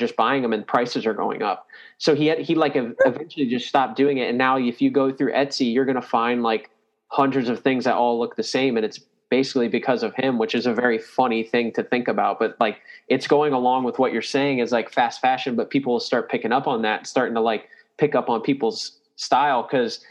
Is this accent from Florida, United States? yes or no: yes; New Smyrna Beach, Florida, United States; I grew up with him in New Smyrna